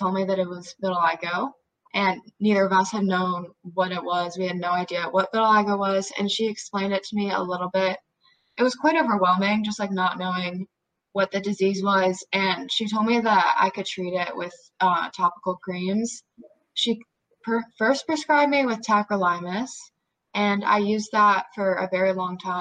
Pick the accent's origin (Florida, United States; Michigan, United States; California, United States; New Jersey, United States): New Jersey, United States; I'm 16 years old. I'm from New Jersey